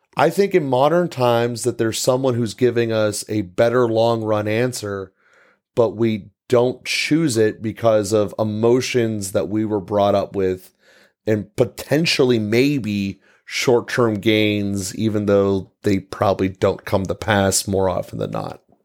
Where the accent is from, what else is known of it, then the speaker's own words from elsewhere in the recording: United States; we as American people